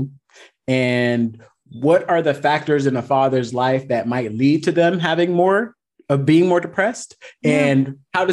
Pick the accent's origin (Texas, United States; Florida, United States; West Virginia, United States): Florida, United States; Miami; moved away as an adult; now in Southern California, United States; I'm originally from Miami, Florida